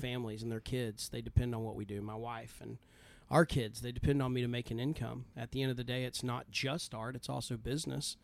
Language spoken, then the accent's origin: English; Idalou, Texas, United States; moved away as an adult; now in Austin, United States; originally from Idylloo, Texas, uh, which is outside of Lubbock, but I have lived in Austin or the Austin area for twelve plus